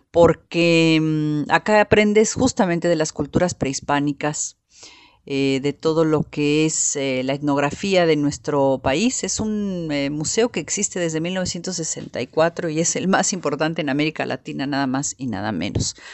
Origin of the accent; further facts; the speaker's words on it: Mexico City, Mexico; born there; yo nací en la Ciudad de México, gran parte de mi familia es de Oaxaca, otra parte es de Puebla, pero nací en la Ciudad de México.